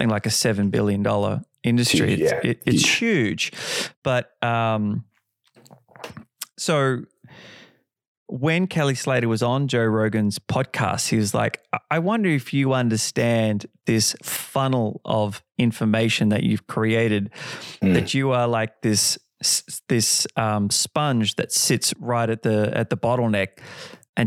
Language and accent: English; Perth, Western Australia, Australia; moved away; I'm originally from Perth